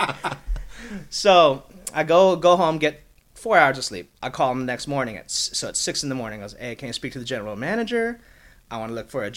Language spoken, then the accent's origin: English; Los Angeles, California, United States; moved away as an adult; now in Las Vegas, United States; I was born and raised in Los Angeles